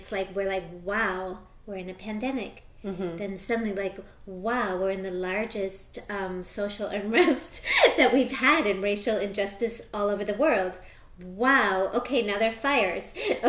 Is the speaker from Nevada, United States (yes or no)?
no; Philadelphia, Pennsylvania, United States; born there; first language Spanish; also born or lived in Wisconsin; I was born in the States. I was born in Philadelphia. I grew up speaking Spanish at home.